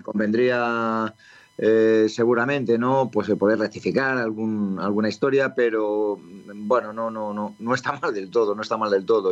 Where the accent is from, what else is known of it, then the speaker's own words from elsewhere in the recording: Madrid, Community of Madrid, Spain; muy cerca de donde yo había nacido y donde yo me había criado, pero luego me cambié yo de casa en Villaverde